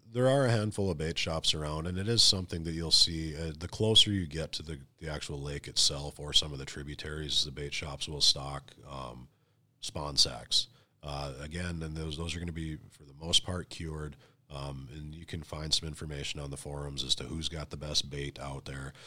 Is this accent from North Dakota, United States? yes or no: yes; North Dakota, United States; moved away; I'm originally from North Dakota